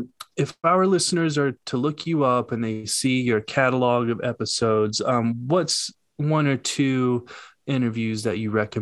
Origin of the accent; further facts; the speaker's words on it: Charlotte, North Carolina, United States; moved away; I grew up in and around Charlotte, but I haven't lived there for many, many years. I still visit often, though, as most of my family is in and around Charlotte.